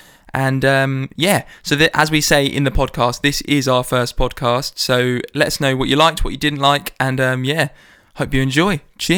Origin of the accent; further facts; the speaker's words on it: Brighton, South East England, United Kingdom; Oh, we're from Brighton, by the way.